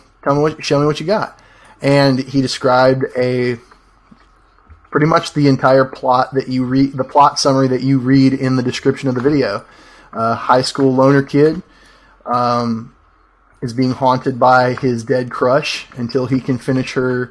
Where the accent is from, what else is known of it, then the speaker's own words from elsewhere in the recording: Clanton, Alabama, United States; I'm a filmmaker from Clanton, Alabama